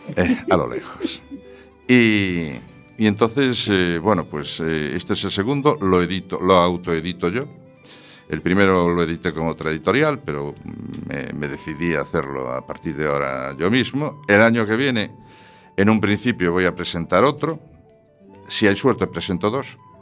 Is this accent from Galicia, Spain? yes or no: yes; Ferrol, Galicia, Spain; Ferrol es mi ciudad natal